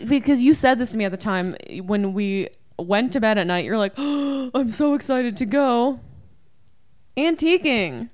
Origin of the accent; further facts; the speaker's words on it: Canada; we're Canadian